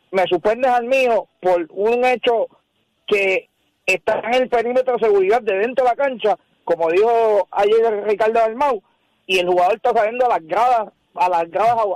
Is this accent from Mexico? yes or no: no; Carolina, Puerto Rico; Y para mí, soy de Carolina, pero de verdad lo hubiesen